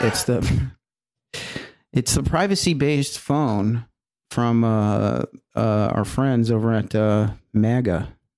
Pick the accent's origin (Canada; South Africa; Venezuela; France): Canada; Edmonton, Alberta; Edmonton, my hometown.